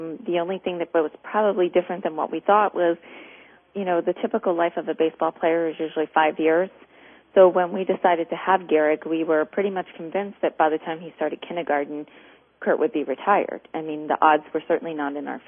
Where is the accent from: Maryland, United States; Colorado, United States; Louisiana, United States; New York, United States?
Maryland, United States; moved away as an adult; also born or lived in Kennett Square, Pennsylvania / Arizona; I grew up in Maryland